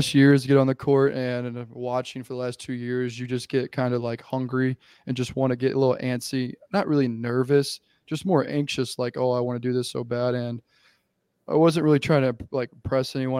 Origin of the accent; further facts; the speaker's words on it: Texas, United States; moved away as an adult; also born or lived in St. Louis, Missouri; now in Boise, United States; I was born in St. Louis, lived there for 10 years, I think, and moved down to Texas when I was 10